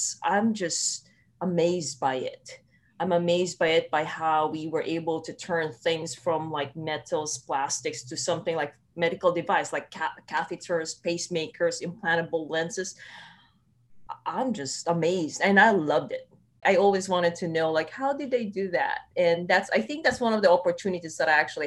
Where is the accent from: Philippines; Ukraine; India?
Philippines; moved away as an adult; now in Los Angeles, United States; I grew up in the Philippines